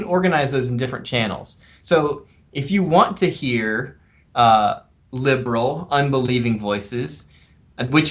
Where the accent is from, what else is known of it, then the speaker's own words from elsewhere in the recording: South Carolina, United States; also born or lived in Twin Cities, Minnesota; now in Minneapolis, United States; I grew up in South Carolina. I didn't grow up with hockey